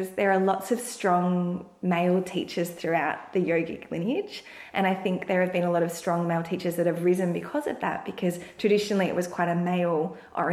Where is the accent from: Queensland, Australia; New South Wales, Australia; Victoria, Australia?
Victoria, Australia; Langwarrin; I grew up in Langwarrin, which is in the outer suburbs of Frankston.